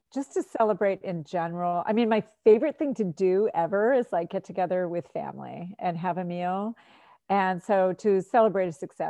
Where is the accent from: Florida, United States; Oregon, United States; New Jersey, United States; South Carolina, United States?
Florida, United States; now in New Hampshire, United States; I grew up in Florida. I baked in the sun all the time. I feel like I stayed out of the sun a lot coming to New Hampshire.